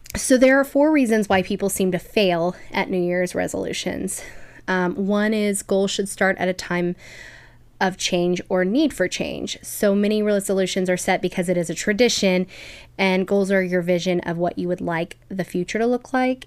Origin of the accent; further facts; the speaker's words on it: Kansas City, United States; we're from Kansas City.